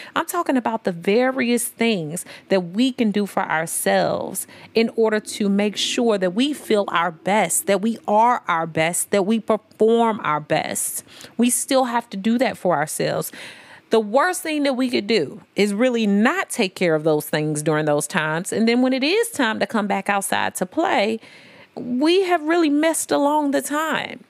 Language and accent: English; St. Louis, Missouri, United States; also born or lived in Memphis, Tennessee; I'm from Saint Louis and Memphis, but I'm from the S T L M O three one four